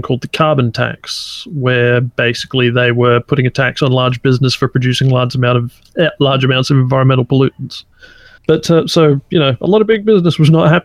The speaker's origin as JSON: {"language": "English", "country": "Australia", "said": "I'm Australian."}